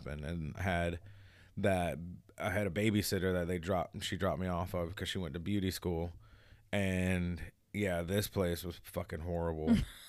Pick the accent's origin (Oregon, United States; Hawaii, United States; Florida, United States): Hawaii, United States; Like, I had, you know, I'm from Hawaii.